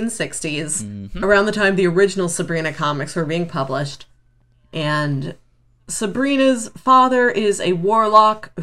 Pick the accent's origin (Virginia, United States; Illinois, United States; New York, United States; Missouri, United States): Missouri, United States